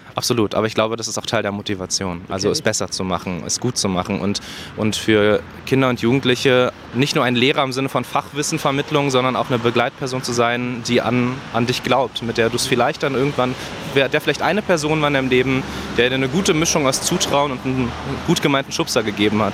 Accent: Berlin, Germany; 15 Minuten zu Fuß von hier bin ich groß geworden

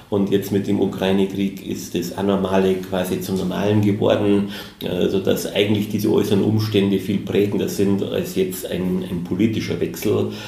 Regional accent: Munich, Bavaria, Germany; natürlich wird man als Münchner keine Stadt äh, München vorziehen, aber Berlin ist sehr spannend.

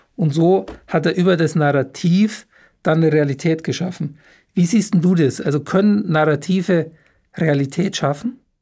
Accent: Munich, Bavaria, Germany; ich bin ein ein echter gebürtiger Münchner

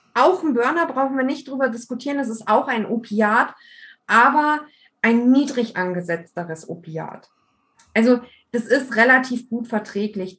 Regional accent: Bavaria, Germany; bei uns in Bayern

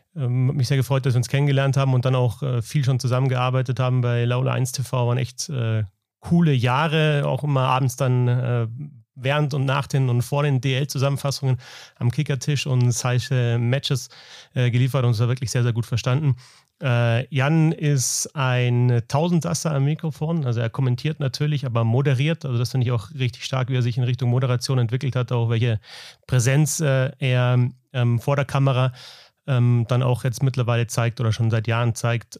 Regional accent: Munich, Bavaria, Germany; moved away; ich bin hier aufgewachsen in der Gegend

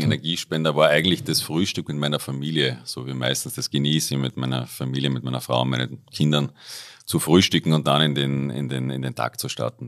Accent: Upper Austria, Austria; moved away as an adult; now in Innsbruck, Austria; ich komme ursprünglich aus Oberösterreich, äh, bin dort aufgewachsen, dort da zur Schule gegangen

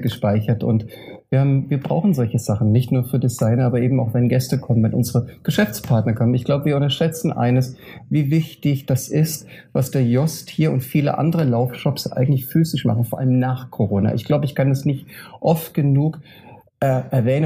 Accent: Frankfurt/Offenbach, Hesse, Germany; Und bei Frankfurt Offenbach meine Heimatregion ist

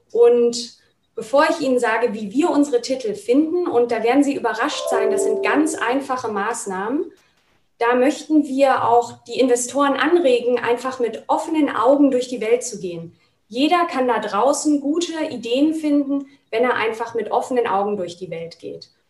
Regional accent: Berlin, Germany; Und als ich wieder in meine Heimatstadt nach Berlin zurückgekehrt bin

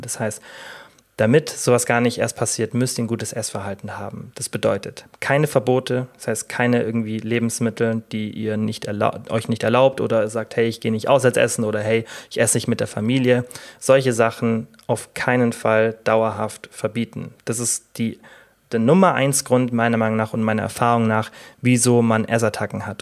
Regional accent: Germany; bei uns in Deutschland

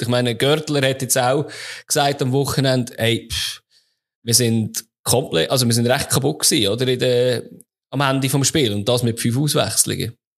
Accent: Switzerland; bei uns in der Schweiz

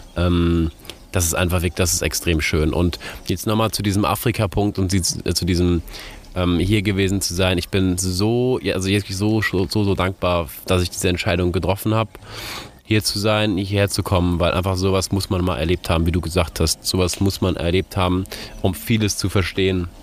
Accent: Germany; moved away as an adult; now in Ghana; bei uns in Europa oder jetzt in Deutschland

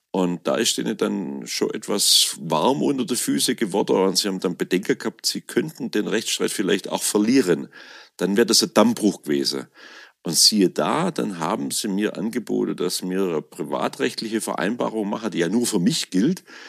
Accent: Swabian Alb, Baden-Württemberg, Germany; dann komme ich eben aus dem Schwäbischen Hochland hier

